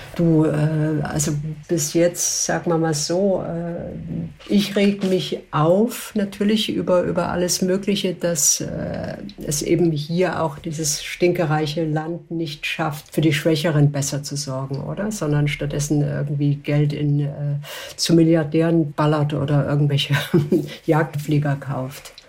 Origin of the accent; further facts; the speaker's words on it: Switzerland; bei uns in der Schweiz